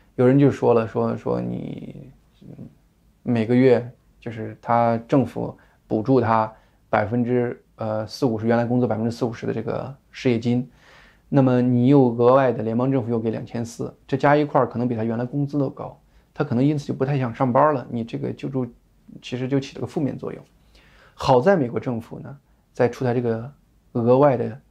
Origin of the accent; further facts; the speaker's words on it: China; 我们中国人